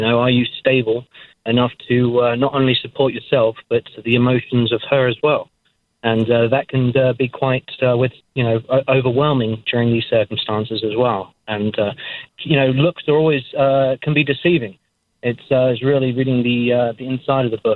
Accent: Ipswich, East of England, United Kingdom; I'm from Ipswich, England

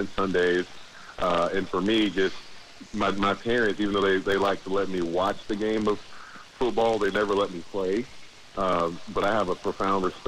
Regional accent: Jacksonville, Florida, United States; I've been born and raised in Jacksonville

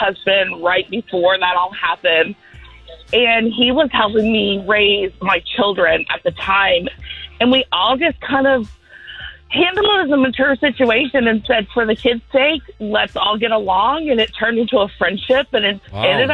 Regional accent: Deltona, Florida, United States; I'm from Deltona

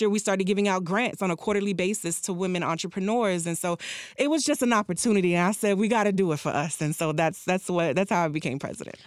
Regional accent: Miami Gardens, Florida, United States; also born or lived in Jamaica; I'm from Miami Gardens

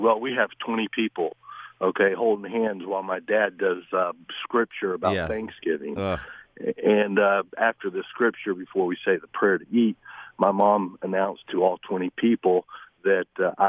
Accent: Dunwoody, Georgia, United States; I'm from Dunwoody, so we came home. We have a big Baptist family

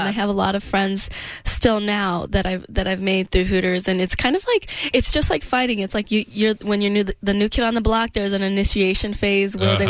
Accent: Denver, Colorado, United States; I grew up in Denver

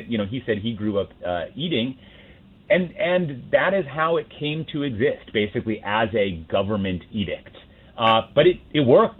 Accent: Minnesota, United States; growing up in Minnesota

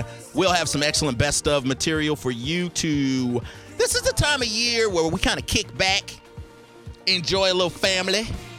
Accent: the South, United States; we're from the South.

